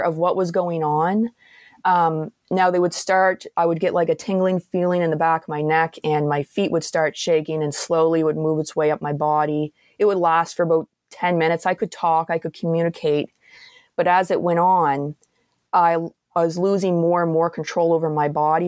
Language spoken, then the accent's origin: English; Antigonish, Nova Scotia, Canada; where I'm from in, uh, Antigonish area there